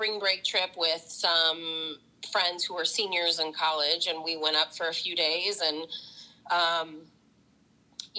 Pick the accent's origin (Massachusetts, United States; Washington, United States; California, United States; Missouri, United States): Missouri, United States; St. Louis; moved away as an adult; also born or lived in New York; I grew up in North County. So I'm from St. Louis, Hazelwood Central